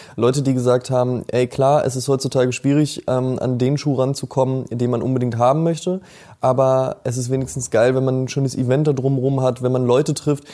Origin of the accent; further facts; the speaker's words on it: near Münster, North Rhine-Westphalia, Germany; ich komme ja aus der Nähe von Münster